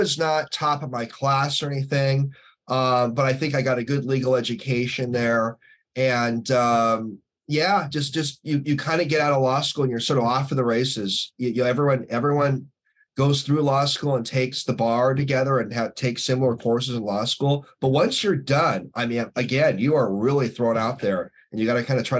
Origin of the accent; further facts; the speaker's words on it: Northeast, United States; growing up in Northeast, so my late dad was an attorney and my late grandpa on my mom's side was an attorney.